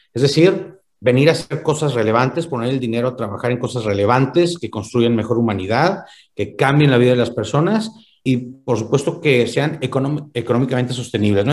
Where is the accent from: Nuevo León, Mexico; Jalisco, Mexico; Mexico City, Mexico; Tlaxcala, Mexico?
Nuevo León, Mexico; Monterrey; yo como buen regiomontano